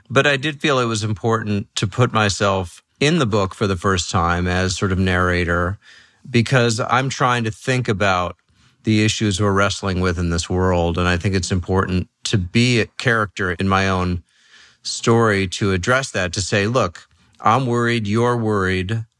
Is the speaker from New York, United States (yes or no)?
yes; New York City, New York, United States; moved away; also born or lived in Los Angeles / San Francisco; I grew up in New York City